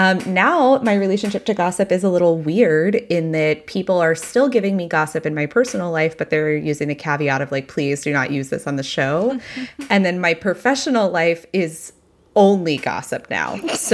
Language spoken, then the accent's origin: English; Texas, United States; I grew up very evangelical in Texas.